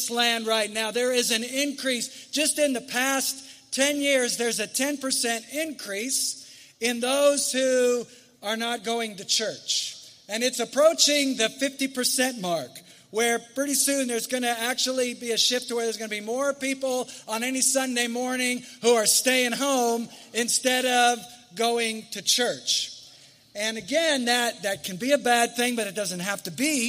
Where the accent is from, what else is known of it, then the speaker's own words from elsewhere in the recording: United States; I love being an American.